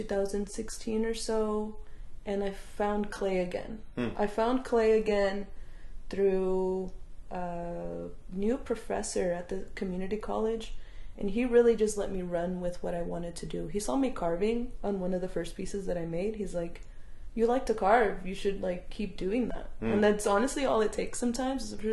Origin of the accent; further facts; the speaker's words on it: Southern California, United States; moved away; I grew up in Southern California